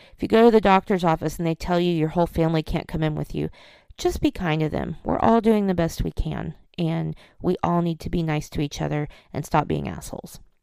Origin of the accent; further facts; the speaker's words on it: Oklahoma, United States; I'm from Oklahoma, and I remember when I was in college